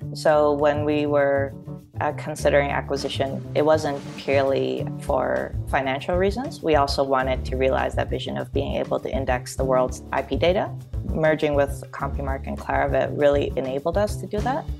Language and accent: English; Toronto, Ontario, Canada; accent: Canadian; moved away as an adult; also born or lived in Hong Kong / Australia; now in United States; I was born in Hong Kong, but, uh, I grew up in Toronto